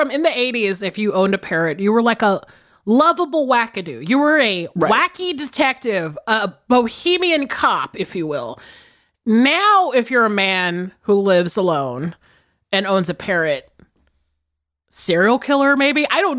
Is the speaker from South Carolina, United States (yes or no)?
yes; South Carolina, United States; I think it's just because I grew up in South Carolina, which we'll talk about in my movie for sure.